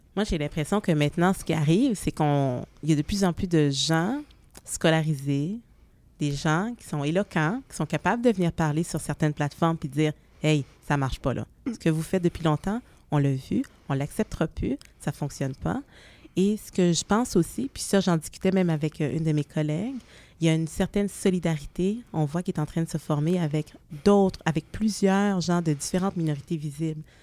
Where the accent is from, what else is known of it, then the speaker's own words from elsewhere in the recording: Montreal suburbs, Quebec, Canada; Je suis née à Montréal, mais très jeune, j'ai déménagé en banlieue